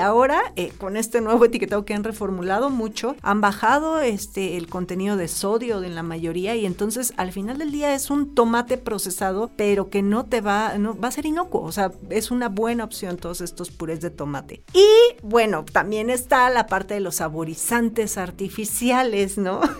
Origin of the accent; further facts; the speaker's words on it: Mexico City, Mexico; Yo soy chilango, ¿no?